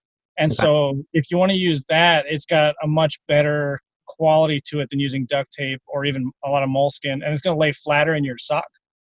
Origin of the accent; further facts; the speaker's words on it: Southwest Texas, United States; moved away; I'm from Southwest Texas originally.